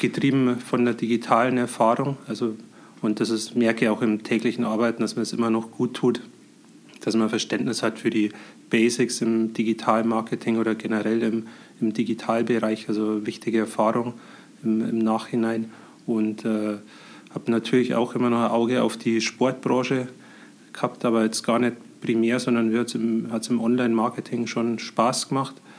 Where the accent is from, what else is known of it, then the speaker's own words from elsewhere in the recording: Scheyern, Bavaria, Germany; also born or lived in Heilbronn / Munich; Ich komme aus äh, Scheiern, das ist im Landkreis Pfaffenhofen. Äh, bin hier auch aufgewachsen